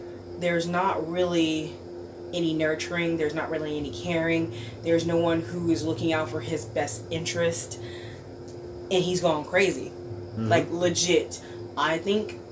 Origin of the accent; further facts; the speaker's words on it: Chicago, Illinois, United States; I'm from Chicago